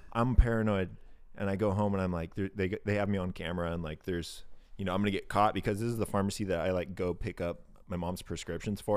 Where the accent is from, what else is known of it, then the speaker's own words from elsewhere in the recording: Independence, Oregon, United States; I grew up in Independence, Oregon.